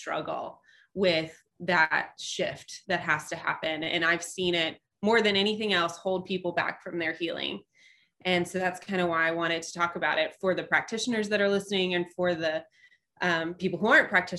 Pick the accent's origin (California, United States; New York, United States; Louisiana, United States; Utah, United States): Louisiana, United States; Shreveport; accent: non-Cajun; moved away as an adult; now in Nashville, United States; I'm from Shreveport-Bossier, which I mean, we're Louisiana, but we're not. It's so far north. Like we're more Texas, Arkansas than we are Louisiana.